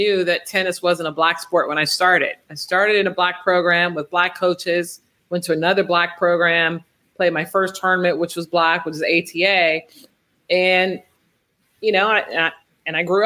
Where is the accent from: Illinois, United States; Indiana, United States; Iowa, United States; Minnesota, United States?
Illinois, United States; Chicago; I was from Chicago. It was because of how I was raised